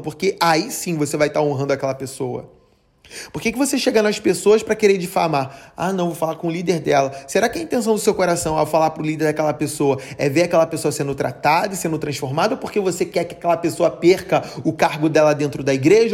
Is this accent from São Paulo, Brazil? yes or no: no; Rio de Janeiro, Brazil; a minha cidade, onde eu nasci, o Rio de Janeiro